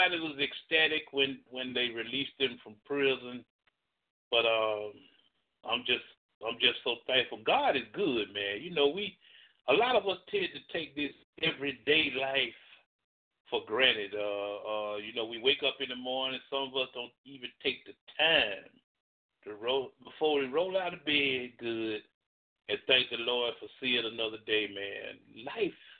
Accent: Birmingham, Alabama, United States; I was raised in Kingston. Proud to say it. I ain't scared to say it. I was raised in Kingston.

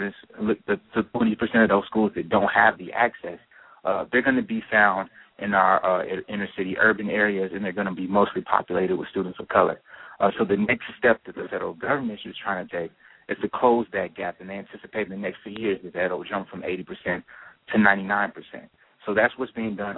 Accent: Tennessee, United States; moved away as an adult; now in Los Angeles, United States; I'm originally from Tennessee

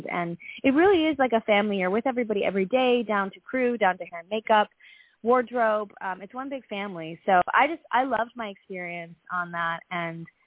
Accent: Vancouver, British Columbia, Canada; moved away as an adult; also born or lived in New York City; I grew up in Vancouver, Canada

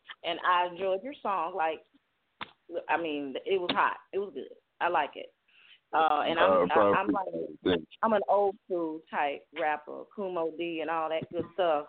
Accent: Chicago, Illinois, United States; now in Jackson, United States; I am located in Jackson, Tennessee, where I'm originally from Chicago.

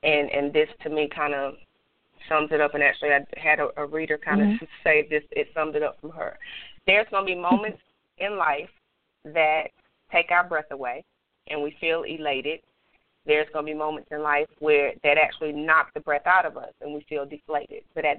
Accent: Greenville, South Carolina, United States; So I'm actually going to be hosting a few Life Speaks forums in my hometown of Greenville, South Carolina.

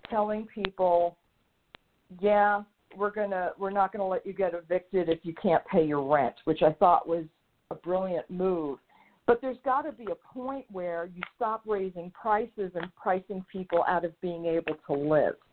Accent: New York, United States; moved away; the being a, a native New Yorker

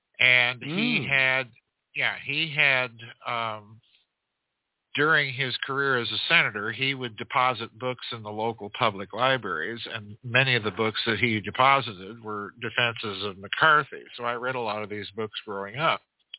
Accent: South Dakota, United States; I grew up in South Dakota

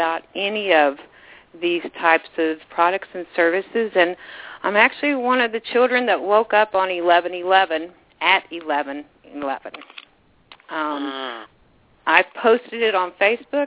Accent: Southeast Missouri, United States; moved away as an adult; also born or lived in Houston, Texas / Australia; I was raised in Southeast Missouri, but I left when I was 18 to move to Houston

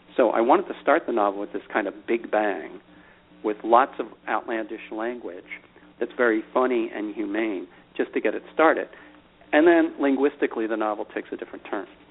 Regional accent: Philadelphia, Pennsylvania, United States; Grew up in Philadelphia

